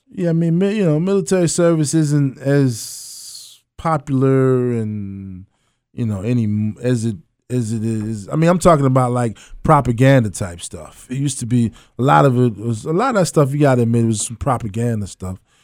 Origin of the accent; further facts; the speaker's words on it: Annapolis, Maryland, United States; moved away; I was raised in Annapolis, Maryland.